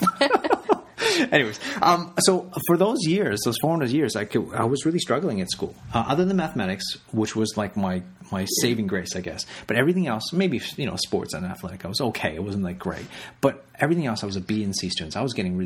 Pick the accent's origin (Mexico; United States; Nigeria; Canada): Canada; also born or lived in Hong Kong; I was born in Canada, but at age of 5, I actually left to go to Hong Kong. My parents moved us to Hong Kong for 4 years